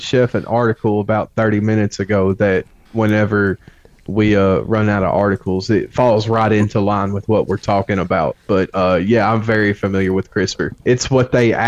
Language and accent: English; Arkansas, United States; accent: Southern; I'm just from Arkansas